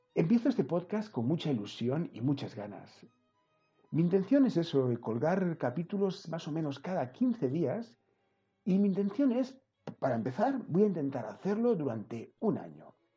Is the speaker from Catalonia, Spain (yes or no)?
yes; Barcelona, Catalonia, Spain; yo vivo en Barcelona, nací aquí en Barcelona